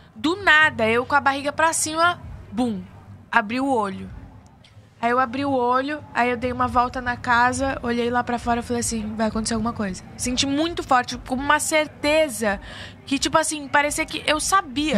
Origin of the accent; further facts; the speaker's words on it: São Paulo, Brazil; moved away as an adult; now in Rio de Janeiro, Brazil; Eu sou de São Paulo